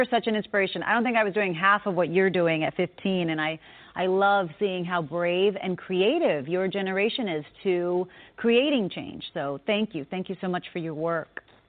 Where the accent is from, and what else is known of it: Texas, United States